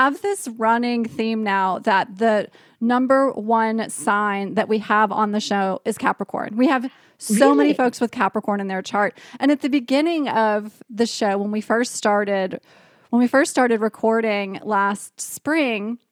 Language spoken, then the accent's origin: English; Charlotte, North Carolina, United States; I grew up in North Carolina